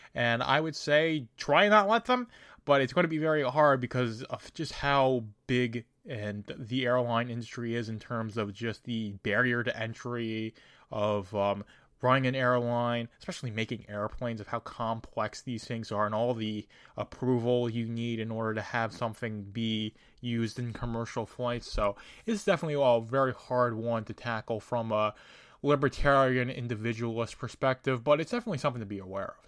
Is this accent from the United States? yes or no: yes; United States; me as an American in my country